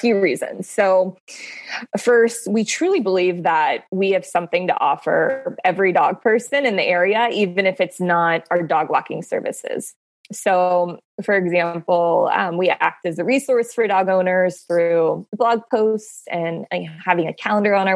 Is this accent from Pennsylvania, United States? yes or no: yes; Pittsburgh, Pennsylvania, United States; moved away as an adult; now in Baltimore, United States; I'm not born and raised in Baltimore. I'm actually from Pittsburgh, but I've lived in Baltimore for the past 6 years